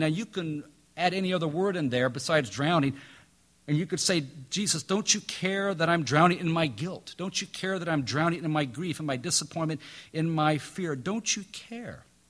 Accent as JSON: {"language": "English", "region": "Midwest", "country": "United States", "tie": "born or raised there", "moved": "yes", "lives_now": "North Carolina, United States", "said": "I grew up in the Midwest"}